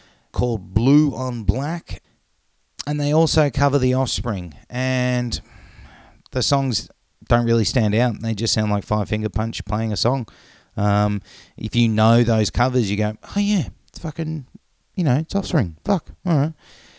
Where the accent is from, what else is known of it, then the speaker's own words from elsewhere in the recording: Norway; moved away; when I grew up in Norway